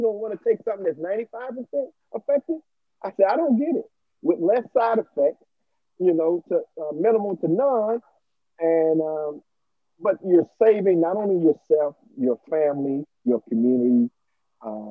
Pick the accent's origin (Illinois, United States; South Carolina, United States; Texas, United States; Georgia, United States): Illinois, United States; Aurora; here in Aurora, my hometown